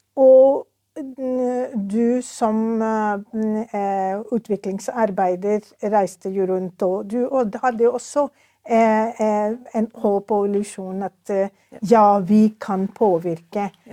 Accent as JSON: {"language": "Norwegian", "country": "Pakistan", "tie": "born or raised there", "second_language": "Norwegian", "moved": "yes", "lives_now": "Norway", "said": "jeg er født og oppvokst i Pakistan."}